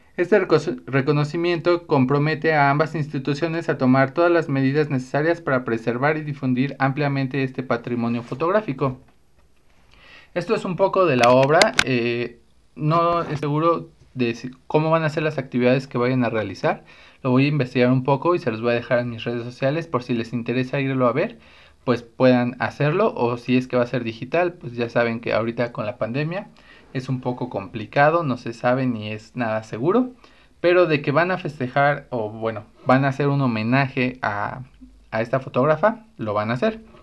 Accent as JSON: {"language": "Spanish", "country": "Mexico"}